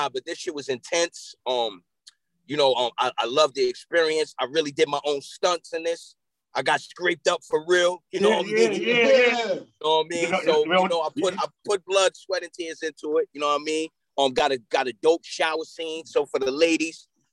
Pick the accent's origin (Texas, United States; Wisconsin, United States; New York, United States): New York, United States; Yonkers; also born or lived in Mount Vernon, New York; I grew up in Yonkers, New York